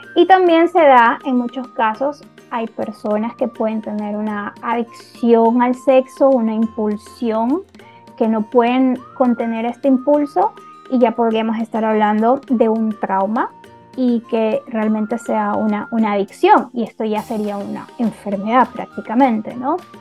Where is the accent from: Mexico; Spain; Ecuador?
Ecuador; Yo vivo en Ecuador y soy de Ecuador.